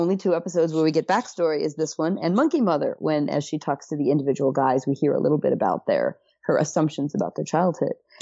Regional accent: Ohio, United States; moved away; I'm from Ohio originally

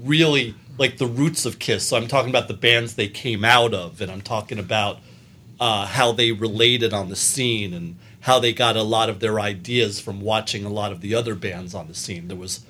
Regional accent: New York City, New York, United States; I'm a New Yorker.

